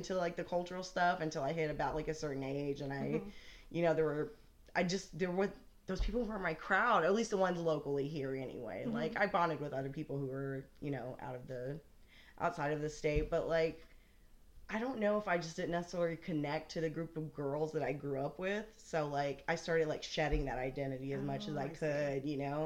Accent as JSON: {"language": "English", "region": "Oklahoma", "country": "United States", "tie": "born or raised there", "also_born_or_lived": "Buffalo, Oklahoma", "said": "I was born here in Oklahoma."}